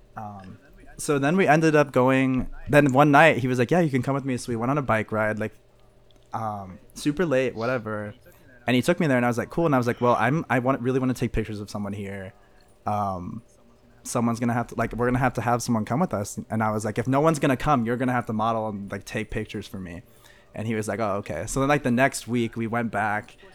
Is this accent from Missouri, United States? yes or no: yes; Missouri, United States; moved away as an adult; also born or lived in St. Louis; now in Savannah, United States; I'm from Missouri